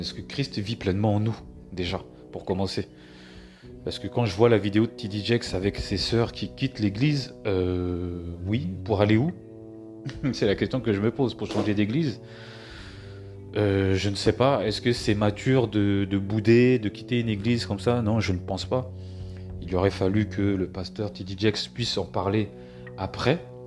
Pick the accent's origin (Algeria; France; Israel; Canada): France; born or raised there; also born or lived in Cameroon